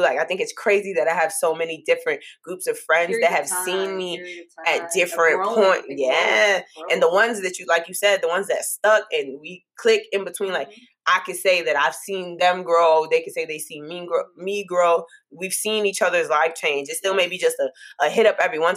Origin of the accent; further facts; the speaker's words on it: New York City, New York, United States; moved away as an adult; I'm just that Brooklyn girl